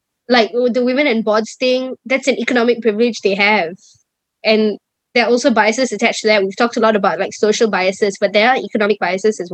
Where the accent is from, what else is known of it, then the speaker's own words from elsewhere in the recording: Malaysia; my positionality as a Malaysian girl, as a Southeast Asian girl.